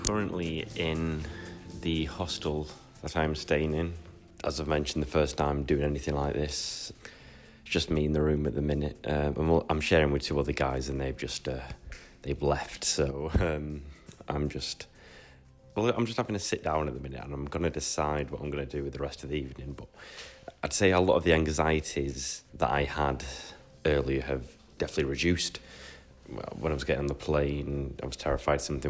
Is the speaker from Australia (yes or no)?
no; United Kingdom; obviously I'm British